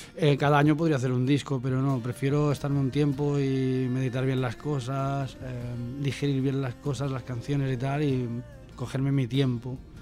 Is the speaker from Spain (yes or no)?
yes; Olot, Catalonia, Spain; La Garrocha, de, mi tierra, Yo soy Dolot